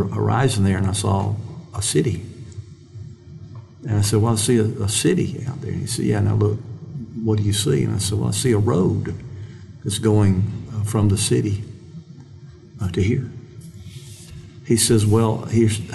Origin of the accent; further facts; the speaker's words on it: Mississippi, United States; I'm a kid from Mississippi, and I always think of myself that way